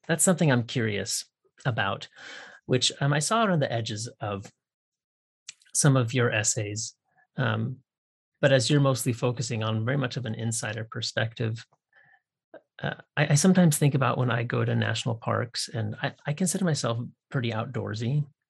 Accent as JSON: {"language": "English", "region": "Pacific Northwest", "country": "United States", "tie": "born or raised there", "also_born_or_lived": "Nebraska", "moved": "as an adult", "said": "I grew up in the Pacific Northwest"}